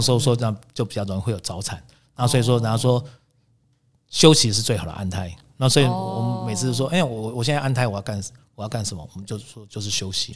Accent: Taiwan; 我们台湾话就是说

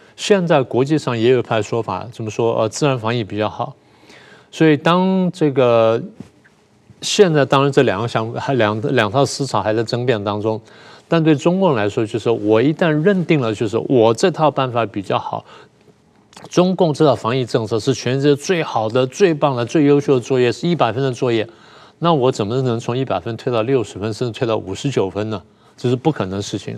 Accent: Taiwan; 你讲的都是我们台湾人

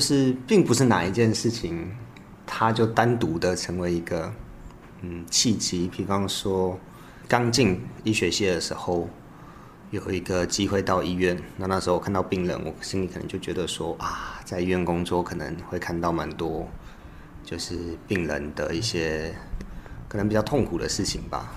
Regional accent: Kinmen County, Taiwan; moved away as an adult; 我其实从小都在金门长大，那高中的时候是金门高中

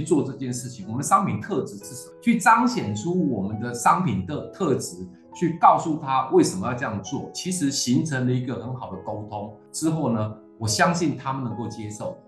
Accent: Taiwan; also born or lived in Taipei; 我们是从台湾这块土地出来的

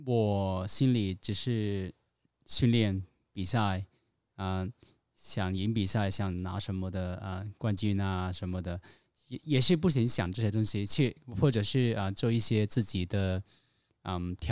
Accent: Hong Kong; 我是香来自香港的

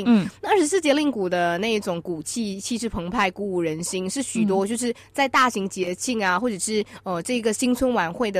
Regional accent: Malaysia; moved away; 身为马来西亚华人

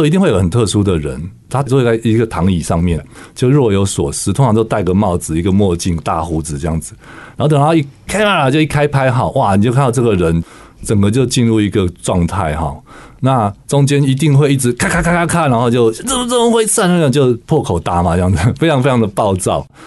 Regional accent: Taipei, Taiwan; 我小时候只是在台北长大，我家在植物园的对面

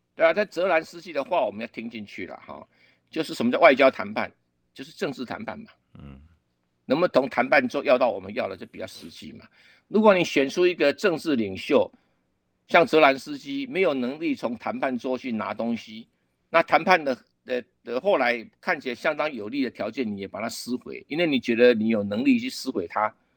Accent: Taiwan; 我们台湾人都不懂

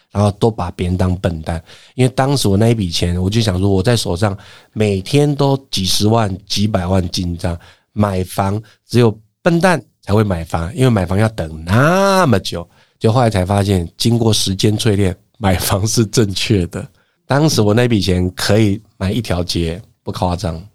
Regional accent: Zhubei, Hsinchu County, Taiwan; moved away; 我老家是在竹北，新浦跟六家交界处

